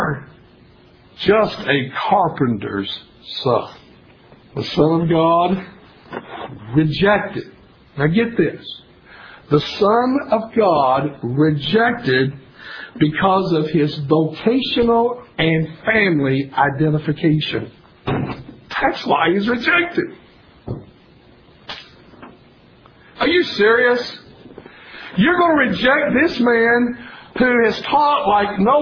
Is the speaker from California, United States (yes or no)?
no; Tennessee, United States; I was born and raised in Tennessee